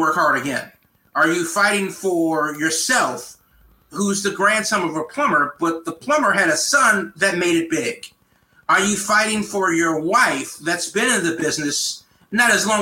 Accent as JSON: {"language": "English", "country": "United States", "said": "as an American"}